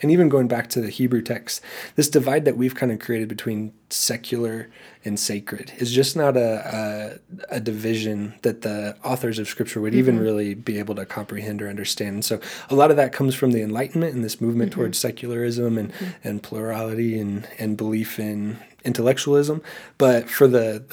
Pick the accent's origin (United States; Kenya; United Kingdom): United States; the Bible Belt; growing up in the Bible Belt